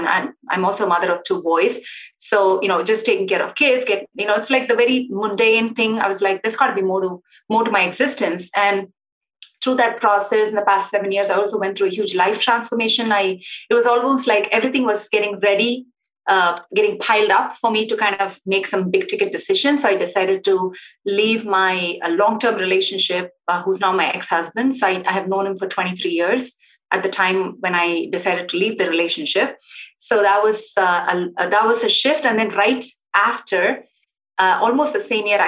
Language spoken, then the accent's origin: English; South India, India; moved away; I was born in India to a very traditional, typical, what we call a South Indian family